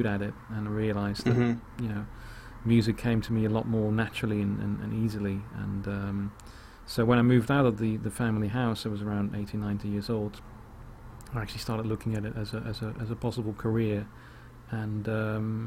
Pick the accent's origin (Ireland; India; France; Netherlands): Netherlands; moved away; also born or lived in The Hague, Netherlands; I'm originally from Holland, so I was living in The Hague in Holland